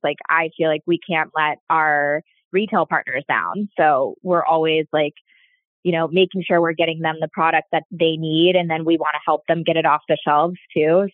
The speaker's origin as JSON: {"language": "English", "region": "Florida", "country": "United States", "tie": "born or raised there", "said": "I grew up in Florida"}